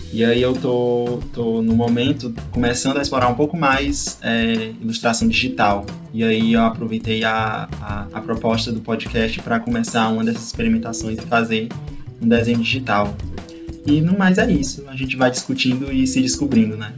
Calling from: Pacajus, Ceará, Brazil; Eu falo de Pacaju e Ceará

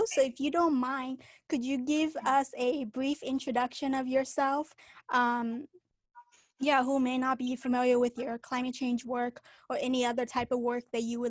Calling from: Washington, District of Columbia, United States; I'm joining you from Washington, D.C.

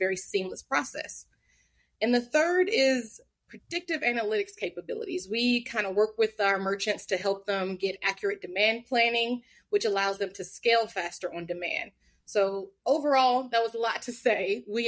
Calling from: Atlanta, Georgia, United States; I'm joining from Atlanta in Georgia.

